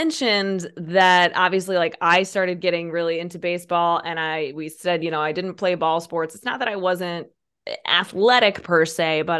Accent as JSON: {"language": "English", "town": "Peoria", "region": "Illinois", "country": "United States", "tie": "born or raised there", "said": "we grew up near in the Peoria area, where you have lived like most of your adult life"}